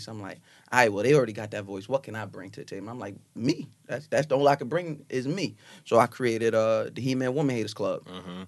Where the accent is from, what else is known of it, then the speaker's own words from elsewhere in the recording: Long Island, New York, United States; I'm from Long Island